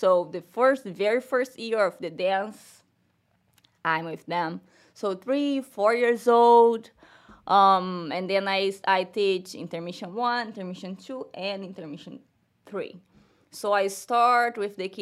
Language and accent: English; Cabo Frio, Rio de Janeiro, Brazil; English is a second language; moved away as an adult; now in Gainesville, United States; I'm from Brazil. I'm from Rio, the state of Rio. So it's Cabo Frio, the name of my town.